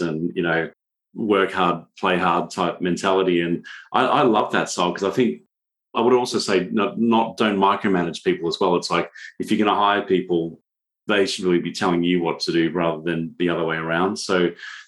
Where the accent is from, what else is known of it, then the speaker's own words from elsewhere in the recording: Australia; I'm from Australia